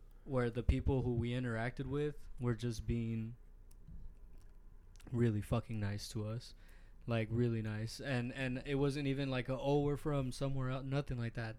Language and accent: English; Phoenix, Arizona, United States; my zip code is right from South Phoenix